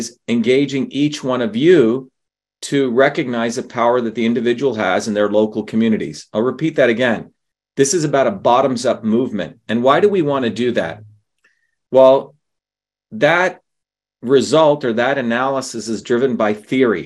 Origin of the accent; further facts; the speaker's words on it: India; moved away; growing up in India, which has an oppressive caste system.